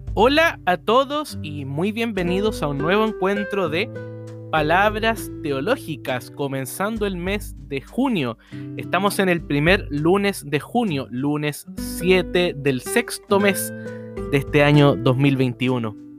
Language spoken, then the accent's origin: Spanish; Chile; en Chile, en mi país